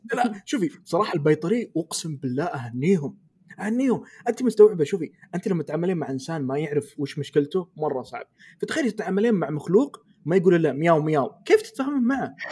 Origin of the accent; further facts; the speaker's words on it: Eastern Province, Saudi Arabia; انا من الشرقيه